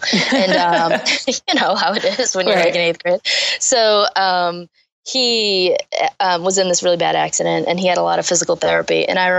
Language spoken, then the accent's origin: English; Taunton, Massachusetts, United States; So we grew up in Taunton, which is a huge like softball city.